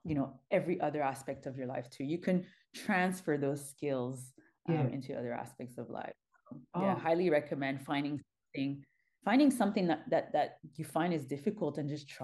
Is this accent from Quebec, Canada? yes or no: yes; Montreal, Quebec, Canada; I'm born and raised in Montreal